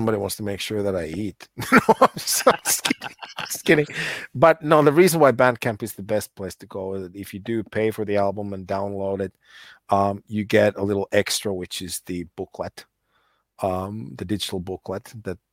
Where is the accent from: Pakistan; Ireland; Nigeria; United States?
United States; I grew up in the States and my dad was very Finnish